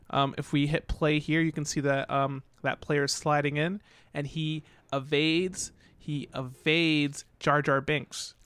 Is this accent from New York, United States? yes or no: yes; New York, United States; moved away; also born or lived in New England; I'm from New York